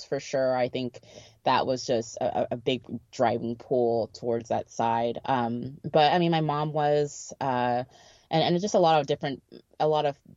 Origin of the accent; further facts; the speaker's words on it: Texas, United States; my parents are African and they're not African American, or, we're from Texas